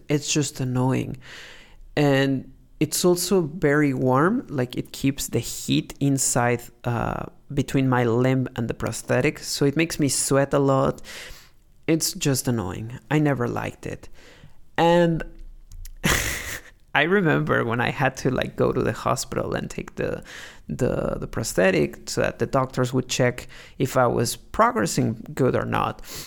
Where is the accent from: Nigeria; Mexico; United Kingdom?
Mexico; growing up in Mexico